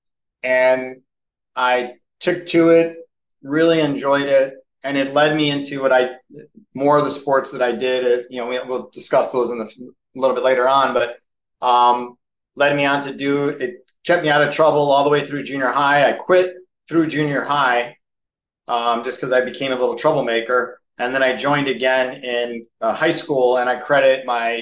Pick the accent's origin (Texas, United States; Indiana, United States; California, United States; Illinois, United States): Illinois, United States; Skokie; moved away as an adult; also born or lived in Lake Forest, Illinois / Arizona; now in Phoenix, United States; I was born in Lake Forest, Illinois, which is a suburb of Chicago. I grew up in a suburb of Chicago called Skokie.